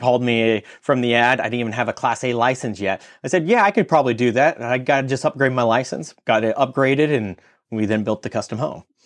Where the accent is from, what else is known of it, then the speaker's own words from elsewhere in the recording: California, United States; moved away as an adult; I'm from California